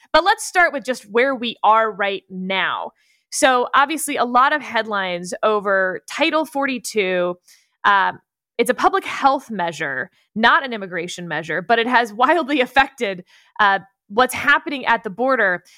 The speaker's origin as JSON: {"language": "English", "region": "Texas", "country": "United States", "said": "I'm a Texan"}